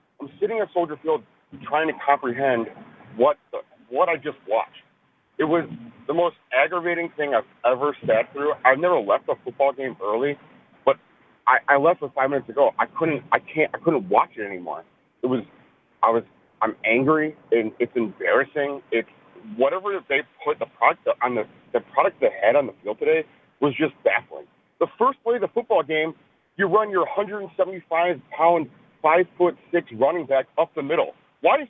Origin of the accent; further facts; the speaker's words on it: Chicago, Illinois, United States; I'm from Chicago.